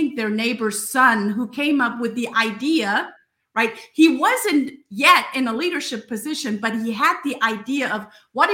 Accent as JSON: {"language": "English", "region": "the South", "country": "United States", "said": "we're both from the South"}